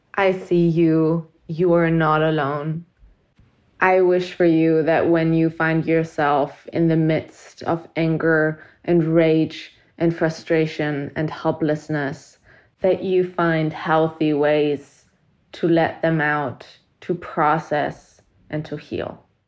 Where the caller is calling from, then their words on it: Germany; I'm calling from Germany